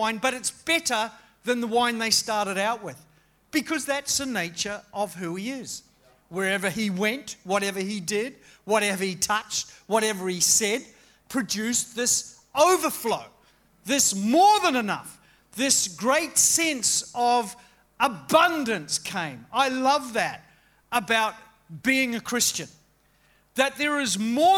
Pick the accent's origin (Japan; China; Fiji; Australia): Australia; to be an Australian